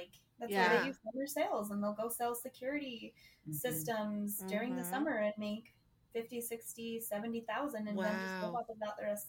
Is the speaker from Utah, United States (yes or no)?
yes; Utah, United States; we grew up in Utah, too, which is, like, home base of the Mormons.